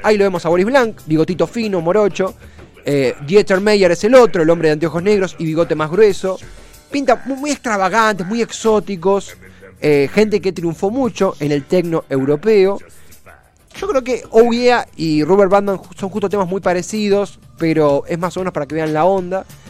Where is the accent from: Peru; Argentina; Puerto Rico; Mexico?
Argentina